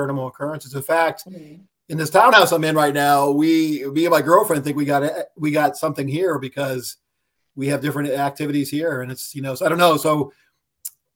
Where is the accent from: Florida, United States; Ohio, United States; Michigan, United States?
Ohio, United States; now in Charlottesville, United States; I'm originally from Ohio. And now I live in Charlottesville, Virginia.